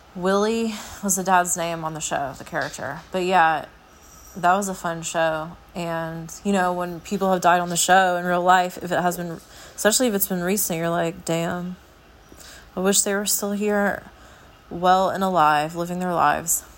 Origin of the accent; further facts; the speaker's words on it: United States; I'm an American